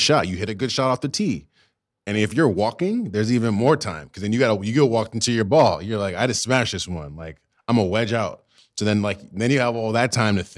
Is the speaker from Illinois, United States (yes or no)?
no; Virginia, United States; also born or lived in Brooklyn, New York; grew up in Virginia.